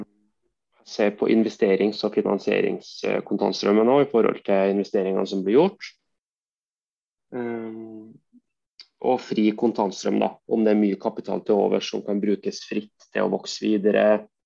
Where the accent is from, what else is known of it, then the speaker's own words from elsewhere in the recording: Verdal, Trøndelag, Norway; now in Trondheim, Norway; opprinnelig er jeg fra Verdalen, by mellom Levanger og Steinkjer.